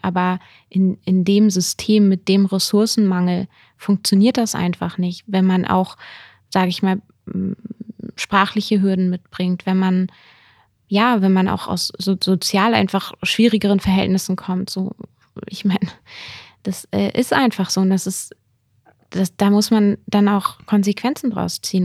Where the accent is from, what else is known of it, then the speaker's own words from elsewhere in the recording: Lower Saxony, Germany; moved away as an adult; now in Bonn, Germany; ich komme aus Niedersac